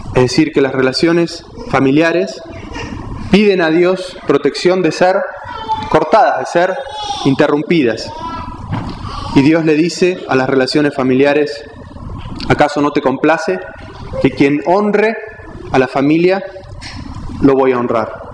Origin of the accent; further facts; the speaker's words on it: Argentina; soy argentino, nací en Argentina